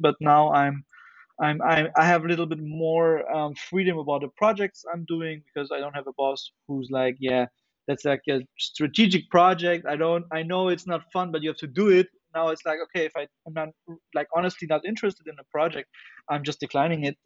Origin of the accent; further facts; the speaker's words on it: Germany; in Germany, we also have something which is called like you have to do either either military service or um, civil service, and I and I did that for nine months.